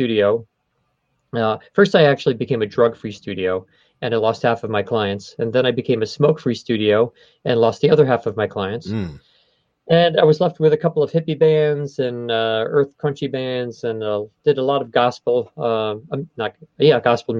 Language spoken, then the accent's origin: English; New York City, New York, United States; I'm from Queens